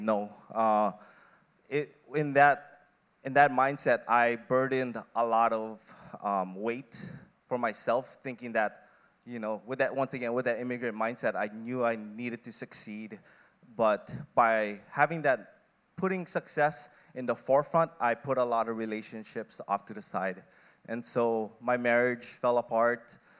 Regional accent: Kauai, Hawaii, United States; moved away as an adult; also born or lived in Philippines / Oregon; lived on Kauai, had a relatively decent childhood

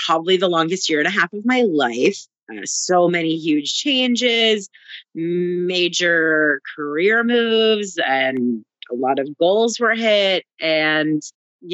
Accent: New Jersey, United States; also born or lived in Canada; now in Brooklyn, United States; I've actually only ever lived in New Jersey besides being born in Canada

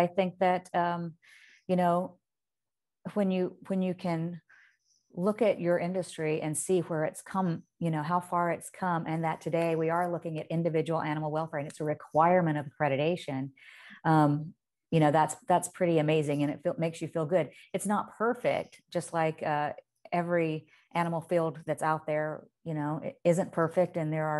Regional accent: Indicator, Alabama, United States; when I was a little girl and I grew up on Indicator, Alabama, but my parents lived on farms and ran farms outside of that community.

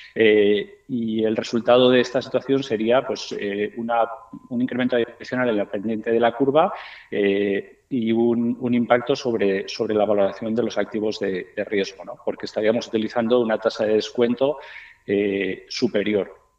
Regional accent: Spain; moved away; also born or lived in Miami, United States; yo soy español, pero también soy norteamericano

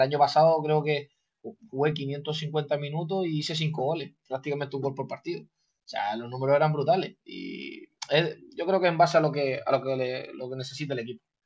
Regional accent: Canary Islands, Spain; now in Cádiz, Spain; una virtud que tengo como canario

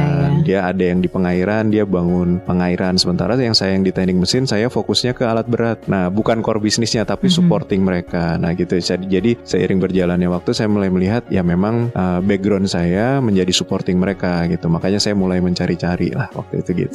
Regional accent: Balikpapan, East Kalimantan, Indonesia; moved away as an adult; also born or lived in Tanah Grogot / Malang; Lahir Tanah Grogot, kemudian saya mulai T K itu sudah di kota besar di Balik Papan.

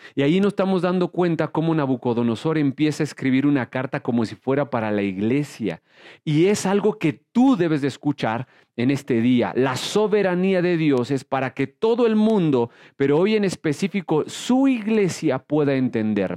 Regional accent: Mexico; soy mexicano

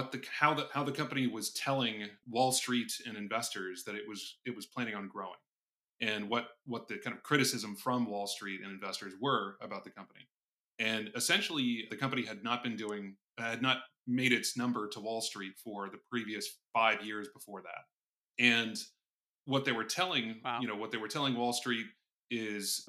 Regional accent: Indianapolis, Indiana, United States; moved away as an adult; also born or lived in New York / Hong Kong; Born and raised in Indianapolis, Indiana

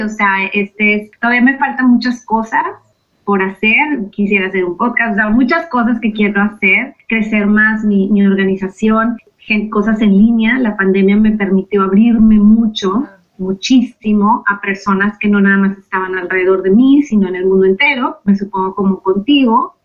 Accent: Mexico; now in United States; vivo en Estados Unidos, soy mexicana

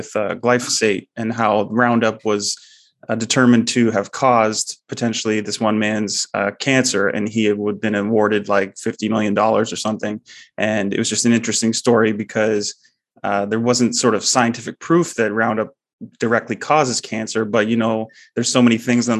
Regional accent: Ontario, Canada; I'm a Canadian

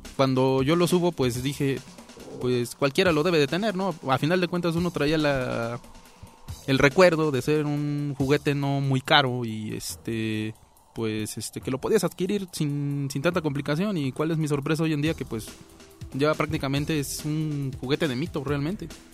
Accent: Mexico; como mexicanos

